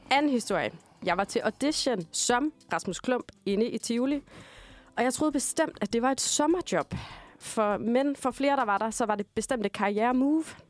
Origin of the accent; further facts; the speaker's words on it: Denmark; now in Copenhagen, Denmark; jeg er altså fuldblods jyde